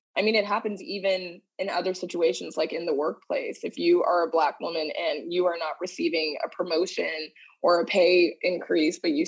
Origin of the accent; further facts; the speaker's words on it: Dallas, Texas, United States; moved away as an adult; now in New York City, United States; I hail from Dallas, Texas, but I currently live in New York City.